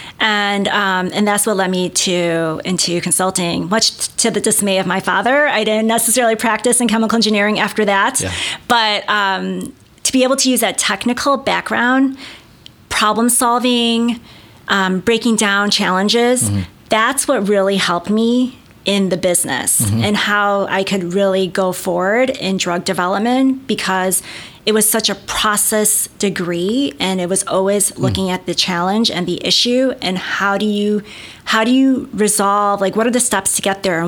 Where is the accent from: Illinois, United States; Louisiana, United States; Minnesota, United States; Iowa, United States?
Illinois, United States; Chicago; I grew up in the North Shore of Chicago